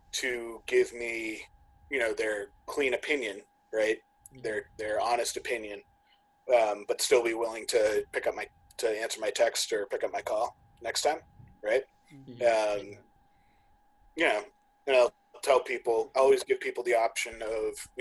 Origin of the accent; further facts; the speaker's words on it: Sandwich, Massachusetts, United States; my hometown just built a new course called Oak Crest Cove in Sandwich, Mass